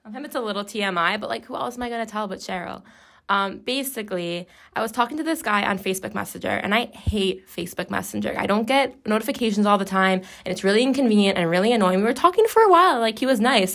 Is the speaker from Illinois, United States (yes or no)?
yes; Chicago, Illinois, United States